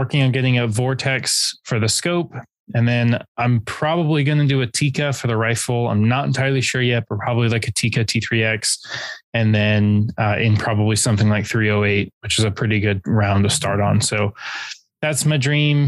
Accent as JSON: {"language": "English", "region": "California", "country": "United States", "tie": "born or raised there", "said": "growing up in California"}